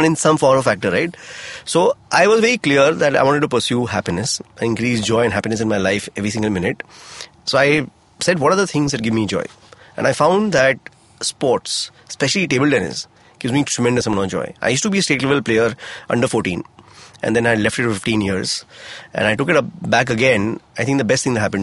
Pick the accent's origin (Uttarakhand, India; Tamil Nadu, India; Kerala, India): Uttarakhand, India; Mussoorie; now in Mumbai, India; I grew up in Mussoorie